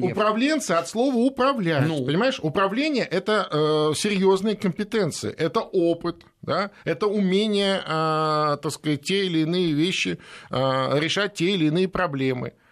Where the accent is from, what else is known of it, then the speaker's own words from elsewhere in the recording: Feodosia, Crimea, Ukraine; мой родной город Феодосия